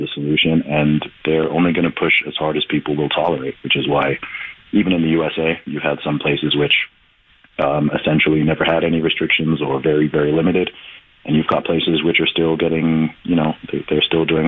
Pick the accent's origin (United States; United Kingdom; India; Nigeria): United Kingdom; England; moved away; I'm originally from the UK in my home country of England